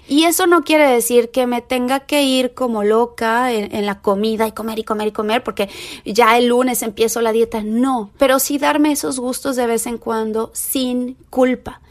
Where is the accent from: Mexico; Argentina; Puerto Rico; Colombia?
Mexico; Tepeji del Río, Hidalgo; moved away as an adult; now in Los Angeles, United States; me fui a Tepeji del Río, que es otra ciudad que está cerca de Querétaro, que es donde yo nací y crecí gran parte de mi vida